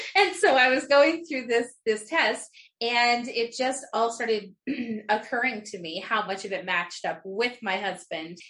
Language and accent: English; Utah, United States; I'm from Utah.